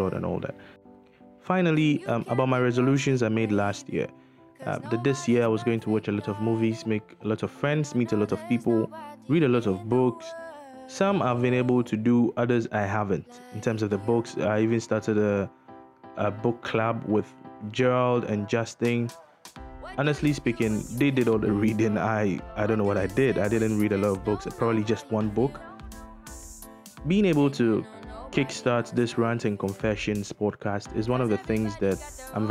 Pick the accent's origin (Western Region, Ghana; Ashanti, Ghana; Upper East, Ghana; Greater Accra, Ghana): Western Region, Ghana; Takoradi; moved away as an adult; also born or lived in Accra; I'm from Takrady